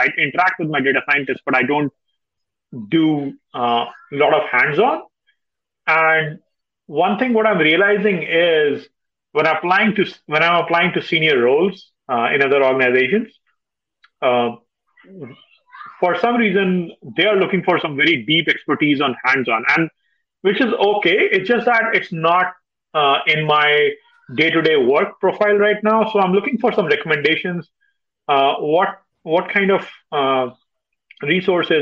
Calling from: Dallas, Texas, United States; I'm calling from Dallas

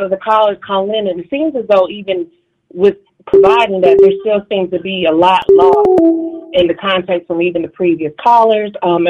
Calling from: Dallas, Texas, United States; Marie, I'm calling from Dallas.

